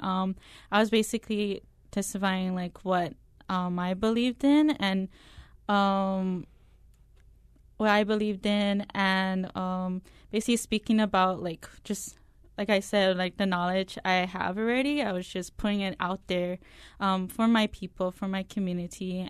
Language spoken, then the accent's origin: English; Nanakuli, Hawaii, United States; I'm coming from Nanakuli, I do attend this church.